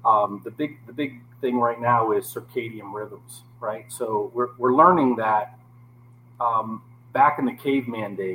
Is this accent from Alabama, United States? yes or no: no; Naples, Florida, United States; also born or lived in Copeland, Florida / Everglades City, Florida; I grew up here in Naples